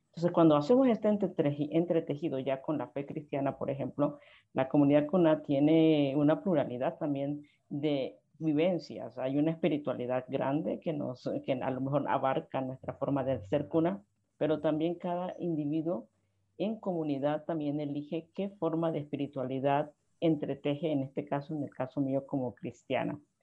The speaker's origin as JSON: {"language": "Spanish", "region": "Guna Yala", "country": "Panama", "said": "yo soy panameña del pueblo Cunadule, uno de los siete pueblos indígenas en Panamá"}